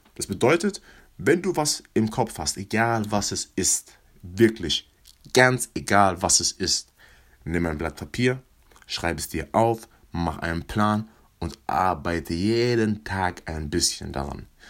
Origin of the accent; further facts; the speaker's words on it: Mannheim, Baden-Württemberg, Germany; Ich komme aus Mannheim